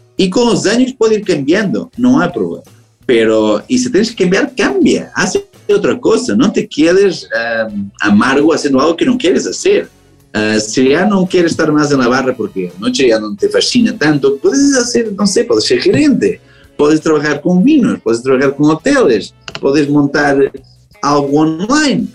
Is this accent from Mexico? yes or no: no; Portugal; Spanish is a second language; now in Amsterdam, Netherlands; soy portugués